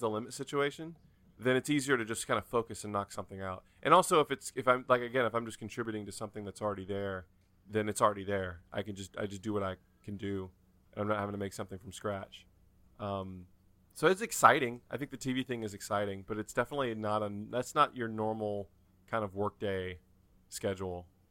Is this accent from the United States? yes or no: yes; North Carolina, United States; I'm from North Carolina